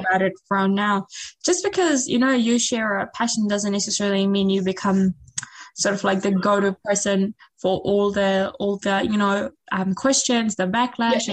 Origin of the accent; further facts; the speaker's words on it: Fiji; moved away; back in my home country